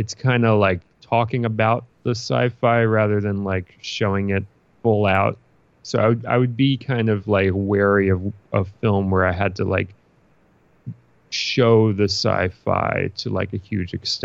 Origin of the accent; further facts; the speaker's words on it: New York City, New York, United States; I'm a Brooklyn kid. Like I'm from Brooklyn, New York, and that's what I know